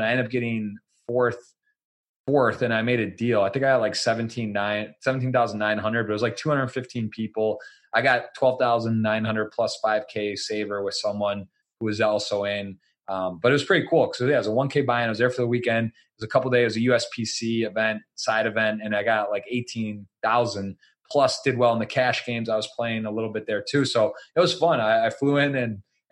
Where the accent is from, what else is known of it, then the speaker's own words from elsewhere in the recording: Ann Arbor, Michigan, United States; moved away as an adult; also born or lived in Baltimore; I'm from Ann Arbor.